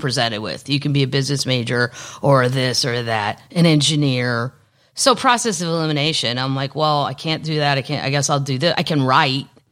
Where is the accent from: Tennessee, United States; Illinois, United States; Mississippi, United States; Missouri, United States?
Missouri, United States; also born or lived in Los Angeles; now in Nashville, United States; I'm from Missouri